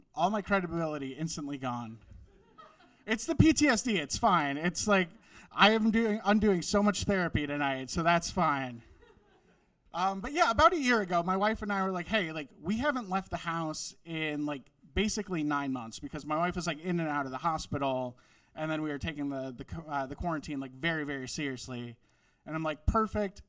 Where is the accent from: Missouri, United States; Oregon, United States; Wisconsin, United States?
Wisconsin, United States; moved away; I grew up in Wisconsin